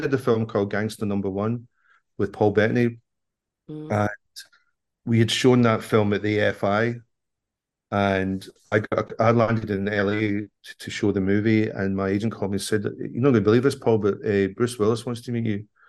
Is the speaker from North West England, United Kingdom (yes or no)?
no; Scotland, United Kingdom; I'm a Scottish person